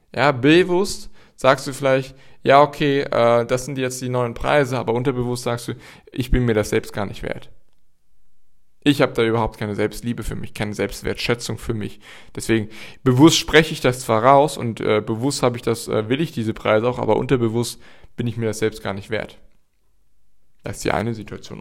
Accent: Gießen, Hesse, Germany; in Gießen passiert, also in meiner Heimatstadt

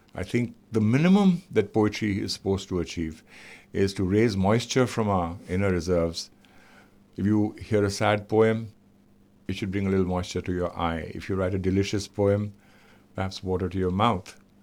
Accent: India; I am visiting from India, where there are a thousand shades of human skin

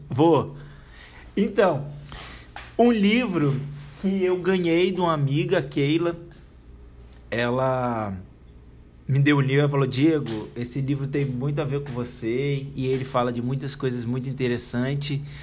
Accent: Espírito Santo, Brazil; now in Curitiba, Brazil; minha terra natal, né? Do Espírito Santo

